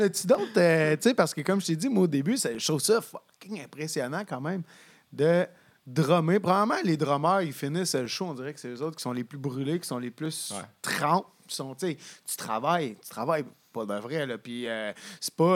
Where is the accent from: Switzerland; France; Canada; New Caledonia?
Canada; Sherbrooke, Quebec; je viens de Sherbrooke